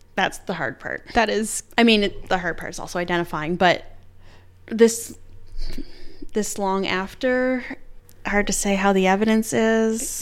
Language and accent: English; Canada